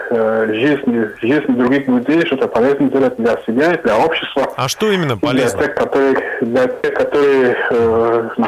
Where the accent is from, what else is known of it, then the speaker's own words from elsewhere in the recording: Cameroon; Russian is a second language; moved away; я из Камеруна.